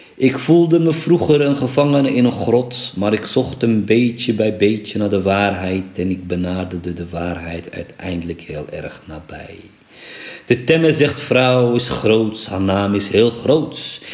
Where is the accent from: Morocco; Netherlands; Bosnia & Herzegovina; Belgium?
Morocco; moved away; in mijn geboorteland Marokko